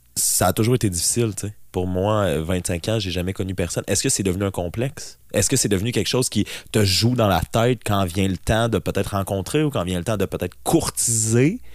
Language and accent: French; BTB, Quebec, Canada; je suis natif de la BTB et j'y suis présentement